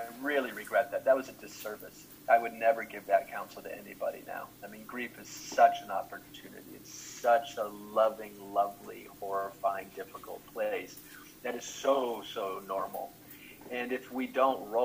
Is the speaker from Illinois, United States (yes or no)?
yes; Chicago, Illinois, United States; also born or lived in St. Louis / Milwaukee; I grew up in Chicago mostly, but also St. Louis, and spent some time in Milwaukee.